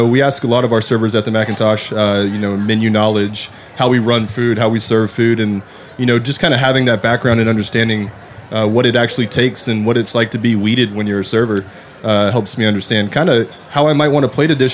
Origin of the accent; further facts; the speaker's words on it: Orlando, Florida, United States; moved away as an adult; also born or lived in Macon, Georgia / Yellowstone National Park; Born and raised in Orlando, Florida